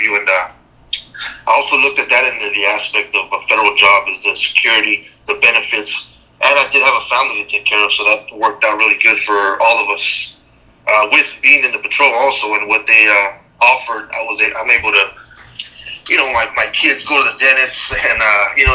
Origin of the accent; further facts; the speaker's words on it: Imperial Valley, California, United States; we're native here from the Imperial Valley